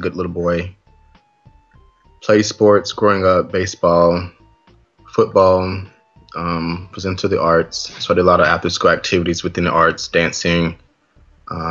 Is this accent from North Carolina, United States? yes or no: yes; North Carolina, United States; moved away as an adult; now in New York, United States; Originally from North Carolina